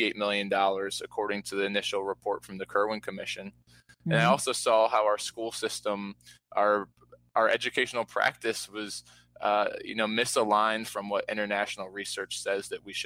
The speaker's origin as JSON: {"language": "English", "town": "Baltimore", "region": "Maryland", "country": "United States", "tie": "born or raised there", "said": "I was born and raised here in Baltimore City"}